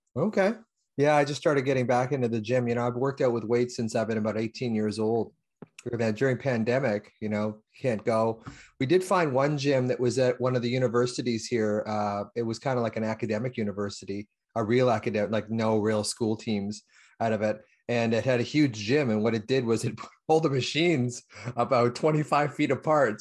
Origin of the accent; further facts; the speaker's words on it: Canada; I'm from Canada, eh?